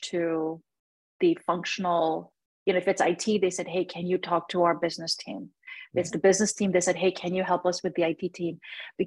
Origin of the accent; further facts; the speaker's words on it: India; now in United States; I am from India. I was born in India.